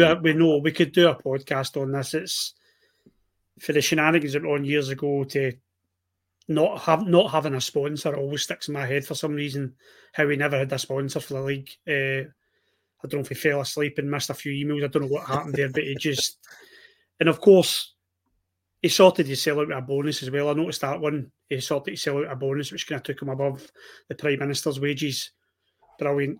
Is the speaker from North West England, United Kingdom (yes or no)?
no; Ayr, Scotland, United Kingdom; born or raised there